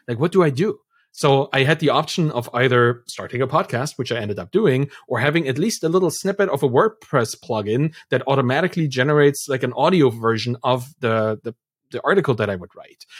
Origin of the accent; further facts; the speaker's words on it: Dresden, Saxony, Germany; moved away; I come from Dresden in, in Germany. That's my birth town. That's where I'm from.